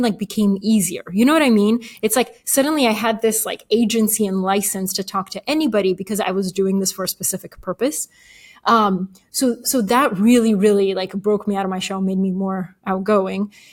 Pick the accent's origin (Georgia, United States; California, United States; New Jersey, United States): Georgia, United States; Atlanta; English is a second language; also born or lived in Bulgaria; We moved to Atlanta, Georgia when I was eight. Didn't speak English